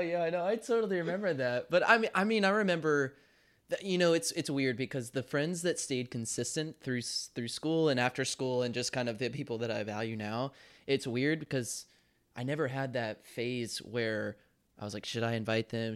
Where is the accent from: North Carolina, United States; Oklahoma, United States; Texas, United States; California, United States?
North Carolina, United States; Charlotte; moved away as an adult; also born or lived in Kentucky; my hometown back in Charlotte, North Carolina